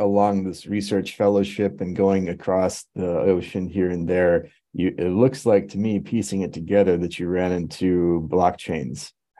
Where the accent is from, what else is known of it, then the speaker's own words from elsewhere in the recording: Fremont, California, United States; I grew up in Fremont across the bay, right? And so the big Afghan refugee community over there.